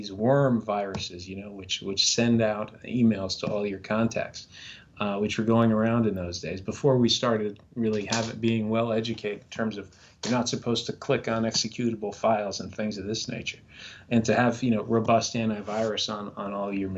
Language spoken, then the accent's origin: English; New York City, New York, United States; moved away as an adult; I'm originally from New York City. That's where I was sort of born and raised